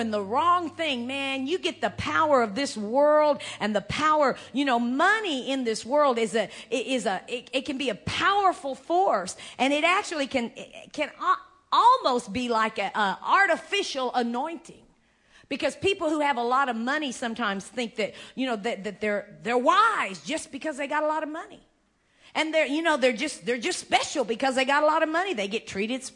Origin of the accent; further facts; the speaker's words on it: United States; I'm an American, you know, Indian